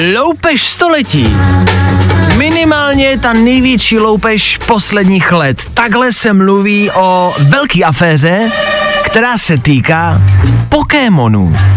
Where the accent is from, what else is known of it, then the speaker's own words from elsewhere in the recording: Plzeň, Plzeň Region, Czechia; moved away; jsem z Plzně, tak někdy přijedu do Plzně